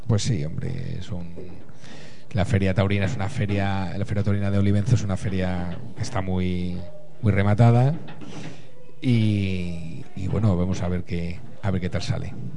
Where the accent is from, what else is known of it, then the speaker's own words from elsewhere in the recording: El Álamo, Community of Madrid, Spain; mi pueblo, es, de, es del Álamo